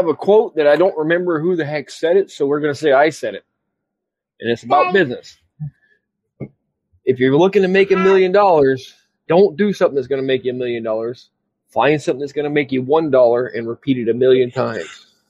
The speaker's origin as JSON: {"language": "English", "country": "United States", "said": "Sorry, I'm American. I'm a dumb American."}